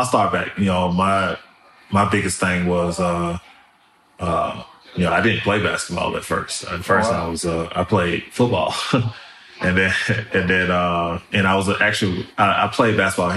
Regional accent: Memphis, Tennessee, United States; also born or lived in New Orleans, Louisiana; me growing up in South Memphis is, it's one of the best things that could have happened to me. I moved there from New Orleans, Louisiana

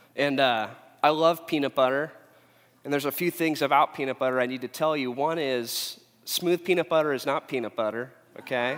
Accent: Huntington Beach, California, United States; also born or lived in Phoenix, Arizona; I'm from Huntington Beach

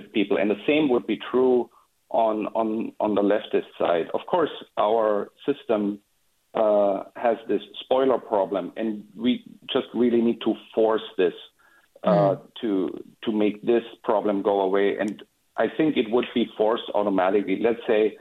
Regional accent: Germany; now in Point Richmond, United States; I grew up in Germany

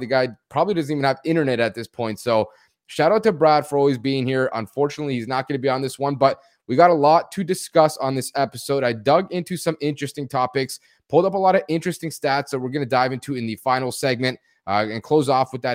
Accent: near Toronto, Ontario, Canada; I'm from Canada, nearby Toronto

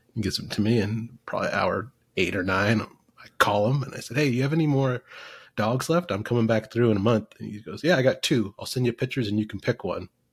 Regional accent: Fremont, Nebraska, United States; also born or lived in West Point, Nebraska; now in Kansas, United States; adopted as a kid, 18 months old, and I grew up in Nebraska

